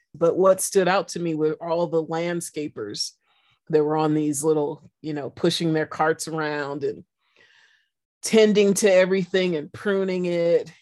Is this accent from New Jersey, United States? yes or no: no; San Francisco, California, United States; I'm a city kid mm-hmm. and I'm from San Francisco